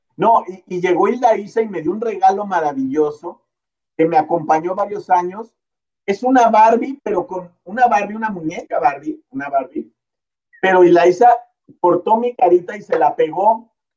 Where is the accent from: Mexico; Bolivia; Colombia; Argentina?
Mexico; Oaxaca; moved away; also born or lived in Mexico City / Tijuana; yo nací en Oaxaca